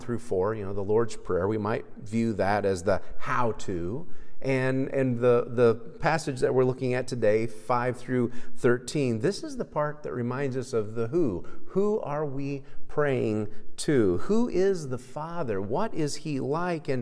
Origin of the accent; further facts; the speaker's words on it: Kansas, United States; growing up in Kansas and going to high school here